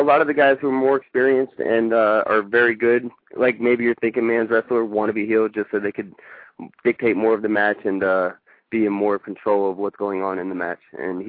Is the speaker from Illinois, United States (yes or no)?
no; Wilkes-Barre, Pennsylvania, United States; also born or lived in California; now in Virginia, United States; Originally, I was born in Wilkes-Barre, Pennsylvania.